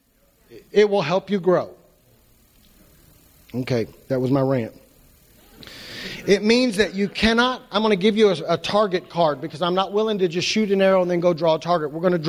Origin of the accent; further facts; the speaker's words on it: United States; we're American Christians